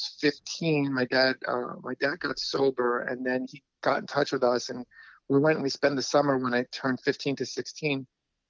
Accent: New York City, New York, United States; also born or lived in Astoria, Queens; I was born in Jackson Heights, And I was raised between Jackson Heights with my mom

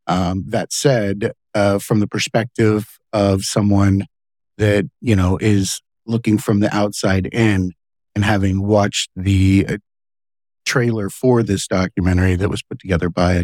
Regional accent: Lake Okeechobee, Florida, United States; I grew up on Lake Okeechobee, Florida.

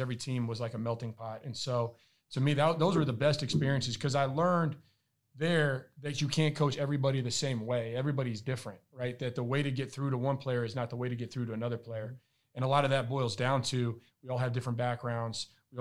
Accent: Albuquerque, New Mexico, United States; moved away as an adult; also born or lived in Ithaca, New York / Spain / Italy / Germany; I'm from Albuquerque, New Mexico

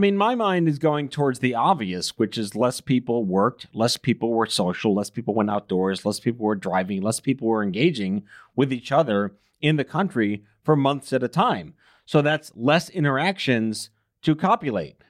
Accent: New York, United States; as a New Yorker

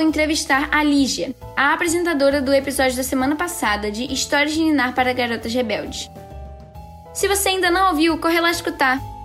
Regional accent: Rio de Janeiro, Brazil; sou do Rio de Janeiro e tenho 12 anos

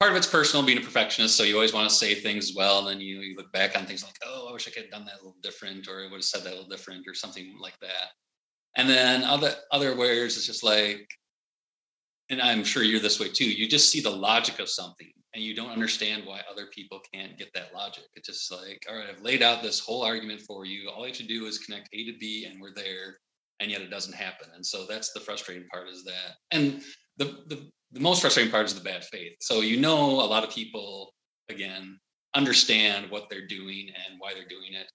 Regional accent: United States; I'm American

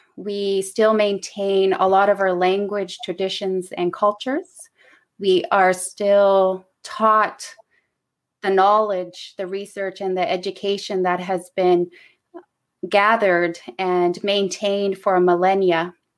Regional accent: Clyde River, Nunavut, Canada; now in Ottawa, Canada; I am from Kanyarq Tugapik in the Kikirtanic region of Nunavut. The English name is Clyde River of my community

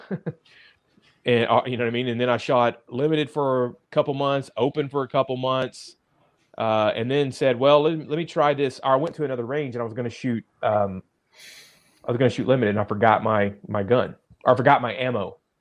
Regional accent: Dallas, Texas, United States; also born or lived in Amarillo, Texas; now in Arkansas, United States; I grew up in Dallas

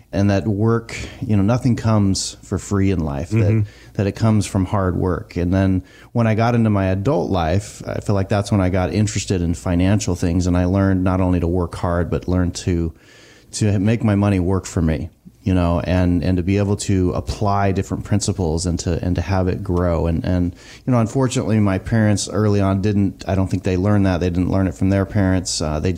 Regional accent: the Northwest, Pacific Northwest, United States; I also come from a big family. I grew up in the Northwest and, you know, my dad comes from living on a farm.

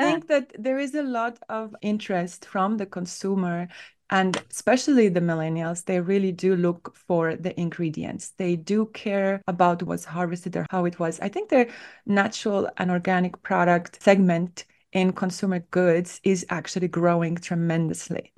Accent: Estonia; moved away as an adult; now in United States; I grew up in Northern Europe

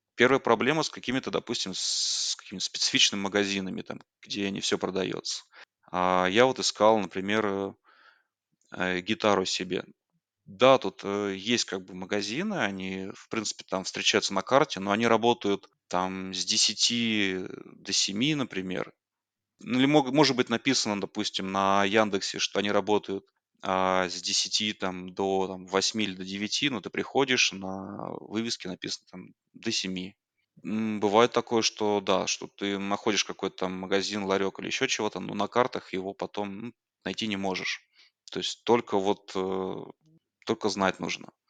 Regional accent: Tomsk, Tomsk Oblast, Russia; moved away as an adult; now in Yerevan, Armenia; Я из России, из города Томска. Это Сибирь, небольшой город в центре Сибири

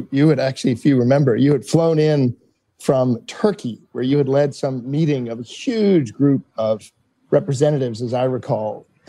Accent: Ireland; Sally, I've known you for 20 years, and you know I'm Irish, and they say we're balanced because we have chips on both shoulders.

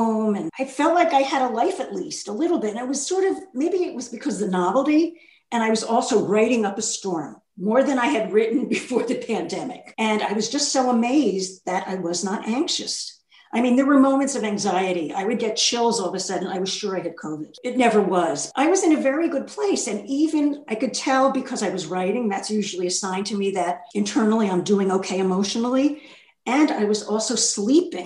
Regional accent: New York, United States; moved away as an adult; now in Philadelphia, United States; I'm from New York and I lived there decades.

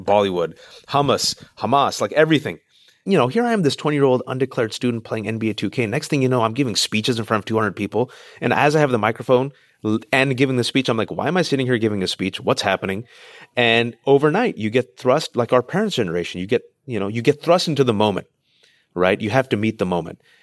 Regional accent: Bay Area, California, United States; I'm in California, born and raised in the Bay Area, Tupac-Asani immigrant parents

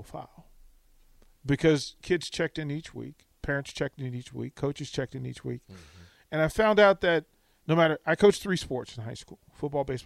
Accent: Virginia, United States; also born or lived in Washington, D.C.; I was born and raised in Virginia, but I'm a D.C. kid

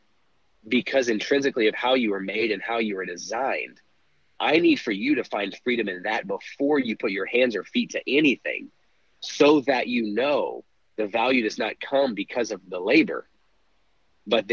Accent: Dallas, Texas, United States; also born or lived in Kansas; I was born in Kansas. I lived there for about a week. I came back to Dallas area, Dallas Metroplex. That was kind of always home base for me

